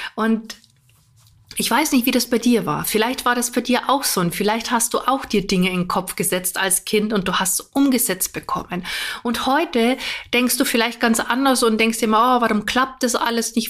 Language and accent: German; Germany; bei uns in Deutschland